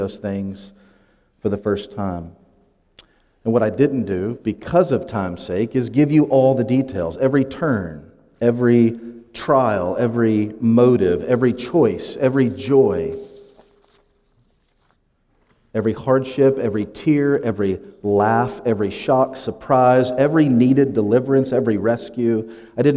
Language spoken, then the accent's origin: English; Lowell, Indiana, United States; also born or lived in Crown Point, Indiana / Hammond, Indiana / Gary, Indiana; I grew up in Lowell. I went to middle school there, high school, and graduated